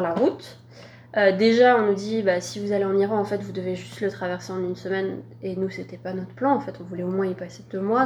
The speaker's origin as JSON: {"language": "French", "country": "France", "said": "en tant que Français, en tant qu'Européen"}